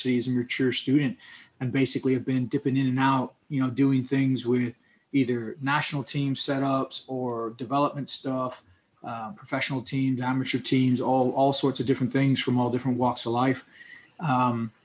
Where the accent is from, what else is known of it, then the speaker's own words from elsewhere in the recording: Texas, United States; moved away as an adult; now in England, United Kingdom; I'm from Texas